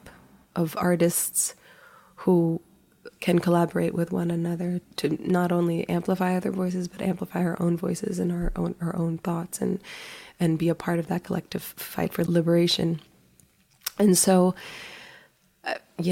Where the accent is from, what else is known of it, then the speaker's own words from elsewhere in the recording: Manila, Metro Manila, Philippines; now in United States; I was born in the Philippines. I grew up in Manila.